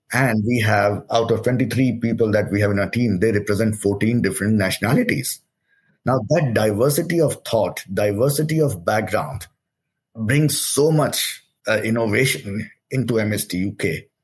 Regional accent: Delhi, India; moved away as an adult; I came from India, uh, uh, born and brought up in Delhi, and uh, came as a student over here.

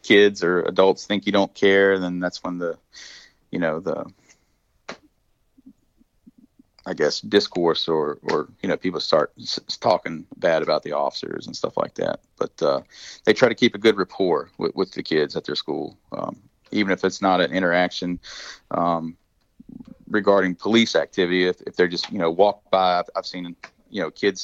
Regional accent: West Virginia, United States; moved away; I'm from West Virginia

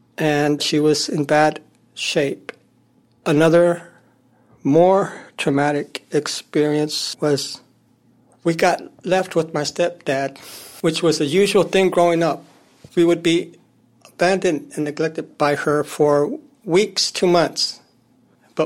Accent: San Francisco, California, United States; also born or lived in Modesto, California; After that, I grew up in San Francisco

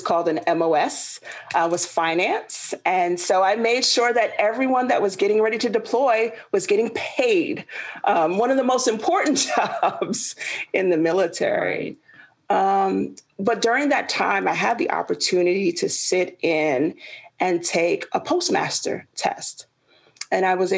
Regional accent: New York City, New York, United States; moved away as an adult; also born or lived in Georgia; I was born and raised in Queens, New York. So I am a city girl to the heart

